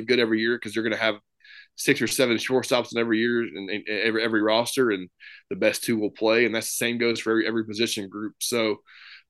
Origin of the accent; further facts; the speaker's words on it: Memphis, Tennessee, United States; come back home and coach in my hometown